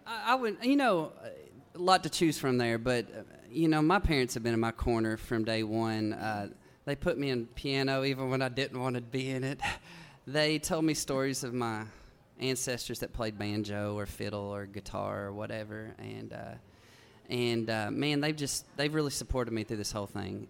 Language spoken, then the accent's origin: English; Big Stone Gap, Virginia, United States; moved away; also born or lived in Nashville, Tennessee; I grew up in Big Stone Gap, Virginia. It's just over the Kentucky line in coal country there.